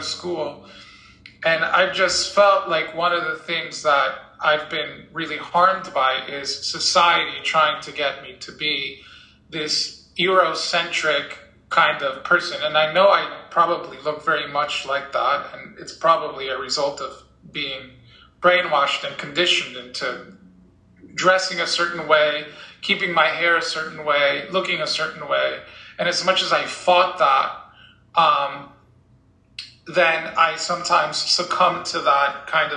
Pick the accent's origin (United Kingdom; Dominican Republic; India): Dominican Republic; moved away; I grew up in the Dominican Republic, where we wore uniforms